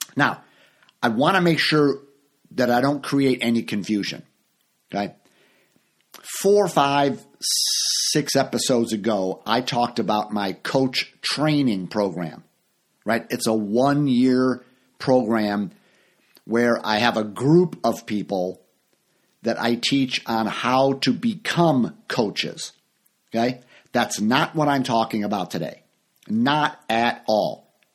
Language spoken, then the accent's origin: English; United States; I grew up in the Uni-, United States